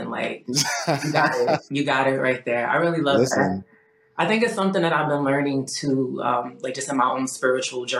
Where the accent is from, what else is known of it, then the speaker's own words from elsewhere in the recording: Franklin, United States; we grew up in Franklin, went to Franklin High